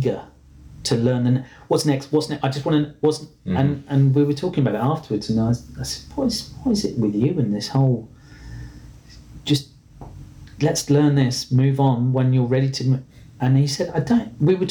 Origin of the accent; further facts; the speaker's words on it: England, United Kingdom; moved away; as an English person